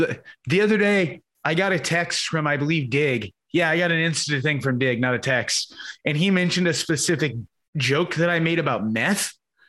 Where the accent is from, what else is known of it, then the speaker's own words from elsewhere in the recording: Australia; Yeah, I'm Australian.